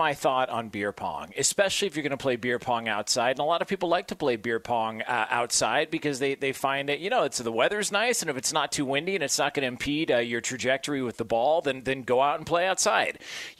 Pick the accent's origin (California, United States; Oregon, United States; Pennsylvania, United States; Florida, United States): California, United States; Thousand Oaks; The mean streets, 1,000 Oaks, California